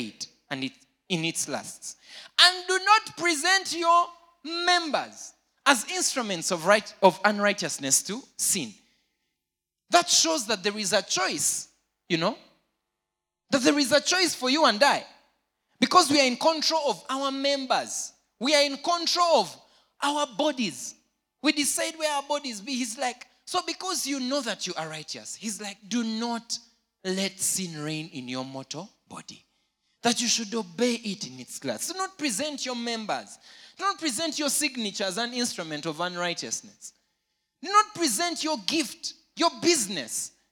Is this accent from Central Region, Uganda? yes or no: no; Jinja, Eastern Region, Uganda; I grew up in Jinja.